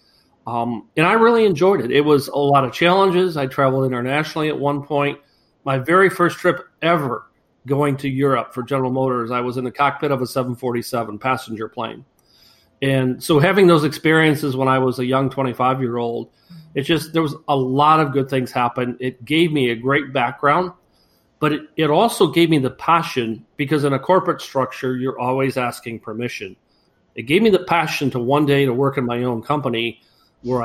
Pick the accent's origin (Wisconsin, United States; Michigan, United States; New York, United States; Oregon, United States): Michigan, United States; near Flint; moved away as an adult; now in Florida, United States; I grew up in the Michigan area, not too far from the infamous Flint, Michigan